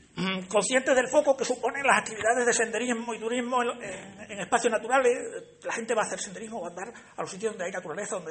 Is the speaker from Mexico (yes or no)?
no; Alange, Extremadura, Spain; Mi pueblo es el más bonito.